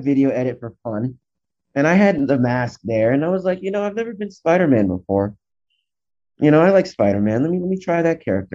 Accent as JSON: {"language": "English", "region": "Northeast", "country": "United States", "tie": "born or raised there", "said": "I grew up in the Northeast"}